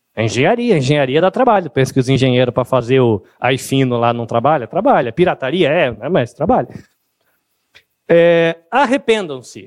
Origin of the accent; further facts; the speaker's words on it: Brazil; O nosso país, o Brasil